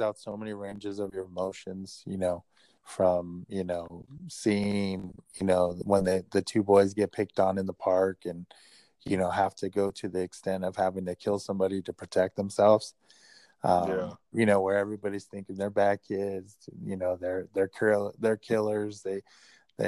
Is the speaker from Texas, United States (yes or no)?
no; La Habra, California, United States; I grew up in La Habra.